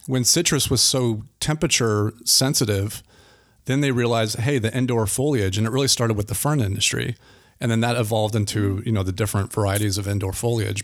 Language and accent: English; Altamonte Springs, Florida, United States; now in Apopka, United States; I grew up in Altamont Springs